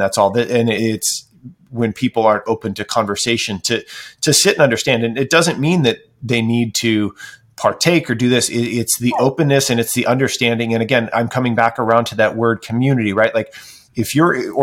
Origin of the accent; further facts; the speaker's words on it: Midwest, United States; moved away as an adult; now in Oregon, United States; I grew up in the Midwest